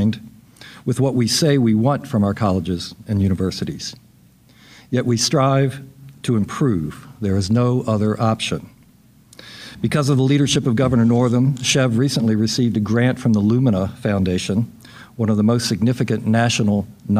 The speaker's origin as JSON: {"language": "English", "town": "Richmond", "region": "Virginia", "country": "United States", "tie": "born or raised there", "said": "Richmond, my hometown"}